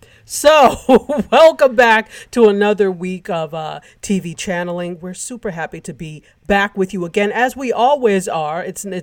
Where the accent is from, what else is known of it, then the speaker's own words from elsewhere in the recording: New York, United States; I'm a New Yorker